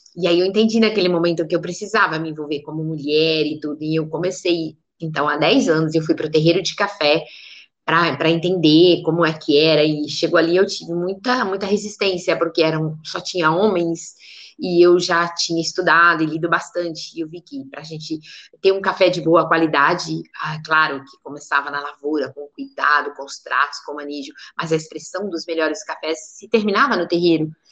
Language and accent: Portuguese; Areado, Minas Gerais, Brazil; aqui onde eu nasci, aqui em Areado